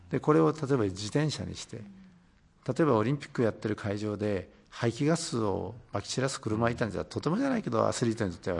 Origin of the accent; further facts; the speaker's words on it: Fukuoka, Japan; now in Tokyo, Japan; 私は福岡県なんですけども